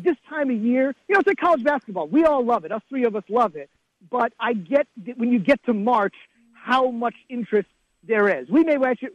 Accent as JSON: {"language": "English", "region": "New Jersey", "country": "United States", "tie": "born or raised there", "also_born_or_lived": "Iowa", "moved": "as an adult", "said": "I grew up in New Jersey"}